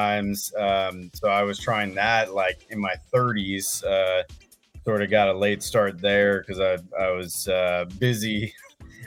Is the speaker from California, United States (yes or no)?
yes; Oakland, California, United States; also born or lived in San Leandro / Chico; Born and raised in Oakland, actually. Kind of all over the Bay Area, different times. I kind of spent pretty much my entire life here.